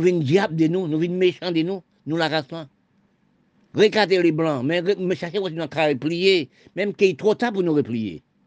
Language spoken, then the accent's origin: French; Haiti; Je suis né en Haïti.